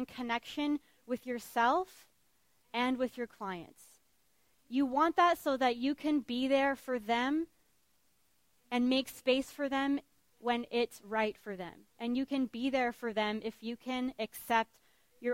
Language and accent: English; Vancouver Island, British Columbia, Canada; I was raised on Vancouver Island by a single mom